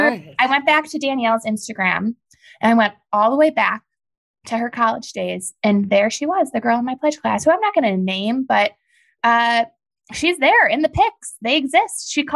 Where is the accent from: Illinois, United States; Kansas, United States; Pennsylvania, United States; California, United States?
Illinois, United States; Chicago; Guys, I'm from Chicago